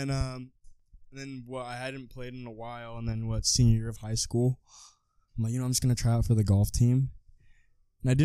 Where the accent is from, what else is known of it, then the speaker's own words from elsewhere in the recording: La Verne, California, United States; I'm from Laverne, California.